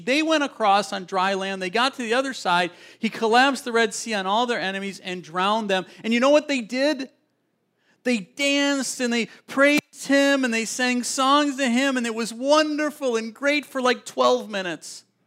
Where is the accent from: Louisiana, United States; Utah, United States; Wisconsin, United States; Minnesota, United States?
Wisconsin, United States; Milwaukee area; I grew up in Siniwac